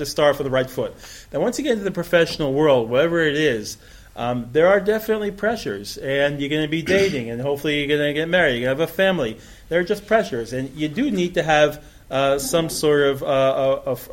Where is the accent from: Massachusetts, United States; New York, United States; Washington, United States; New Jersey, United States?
New York, United States; moved away as an adult; now in Israel; I grew up in New York